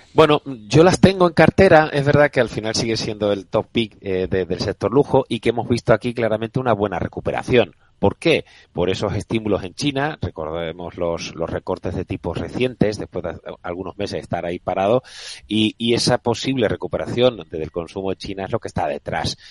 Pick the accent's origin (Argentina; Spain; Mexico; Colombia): Spain; Andalusia; accent: Andalusian; soy muy clarito con mi acento andaluz, que después de 50 años no lo, no lo he perdido